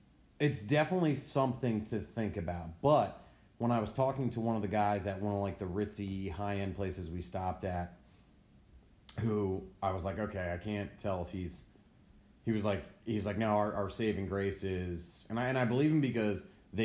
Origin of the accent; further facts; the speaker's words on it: United States; I grew up on Long Island Sound